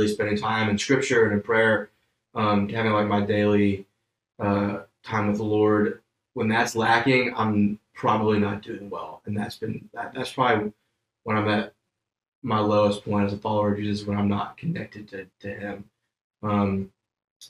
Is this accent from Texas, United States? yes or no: no; Homewood, Alabama, United States; moved away as an adult; now in Thomasville, United States; I grew up in Birmingham, Alabama, born and raised in a little town called Homewood